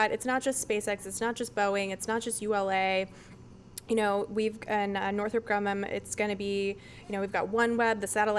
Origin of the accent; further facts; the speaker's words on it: Brevard County, Florida, United States; It used to be all cow pastures out there. Since I grew up in Brevard County